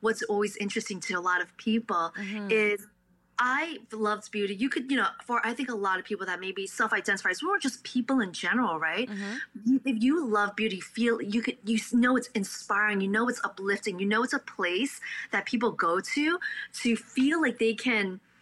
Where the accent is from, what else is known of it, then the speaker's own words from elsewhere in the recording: New York City, New York, United States; first language Cantonese; also born or lived in Staten Island / Buffalo; I'm born and raised in Brooklyn